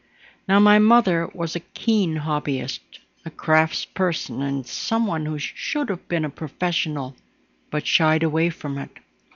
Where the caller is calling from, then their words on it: Toronto, Ontario, Canada; I'm podcasting from Toronto, Ontario, Canada.